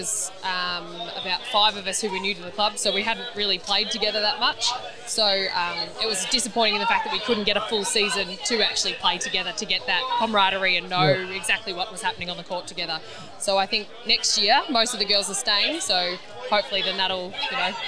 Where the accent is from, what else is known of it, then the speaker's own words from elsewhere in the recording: Bendigo, Victoria, Australia; also born or lived in Ballarat; now in Geelong, Australia; I grew up in Bendigo and played locally and stuff there